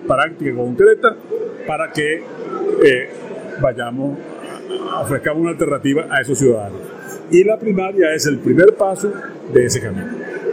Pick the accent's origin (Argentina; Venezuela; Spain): Venezuela; 8 de cada 10 venezolanos queremos un cambio